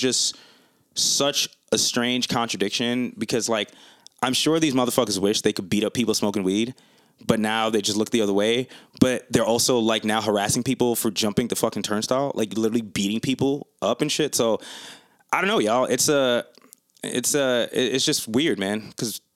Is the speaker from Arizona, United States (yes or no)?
no; New York City, New York, United States; now in Atlanta, United States; I'm from New York, born and raised